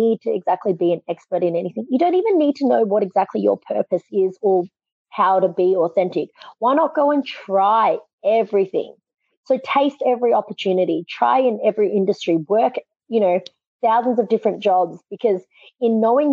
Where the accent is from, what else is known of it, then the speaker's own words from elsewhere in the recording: Australia; I'm from Australia